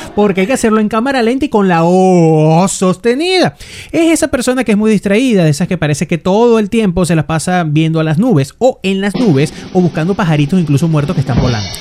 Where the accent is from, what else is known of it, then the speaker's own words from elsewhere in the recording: Venezuela; moved away; como buenos venezolanos que somos